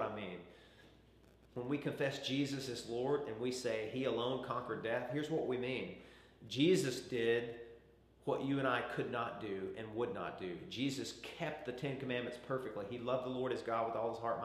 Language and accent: English; Arkansas, United States; I grew up in Arkansas, and there was a little taxidermy shop down the road from us